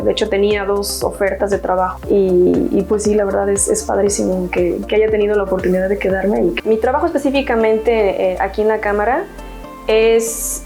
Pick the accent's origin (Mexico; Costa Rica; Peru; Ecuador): Mexico; Hidalgo; moved away as an adult; also born or lived in Guanajuato, Mexico; now in London, United Kingdom; Soy mexicana, soy del estado de Hidalgo, pero estudié comercio internacional en la Universidad de Guanajuato